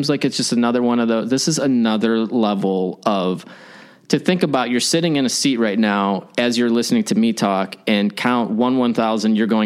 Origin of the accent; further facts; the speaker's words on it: Schaumburg, Illinois, United States; I grew up in Schaumburg, so northwest suburbs of Chicago